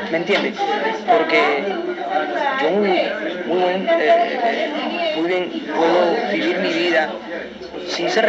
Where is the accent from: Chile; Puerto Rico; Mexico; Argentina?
Puerto Rico; lo hago como latino, lo hago como puertorriqueño